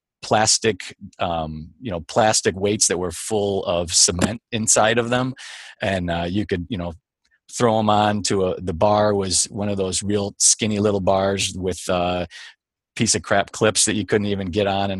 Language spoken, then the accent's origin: English; Michigan, United States; I was born and raised in Michigan, but not outside of Detroit necessarily